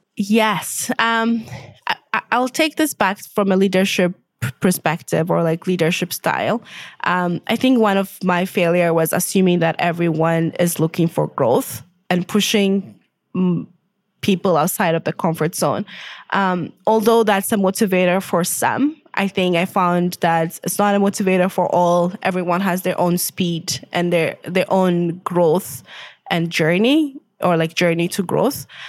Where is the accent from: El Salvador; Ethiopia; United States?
Ethiopia; moved away as an adult; also born or lived in Winnipeg, Canada; now in Canada; originally I'm from Ethiopia. I grew up there.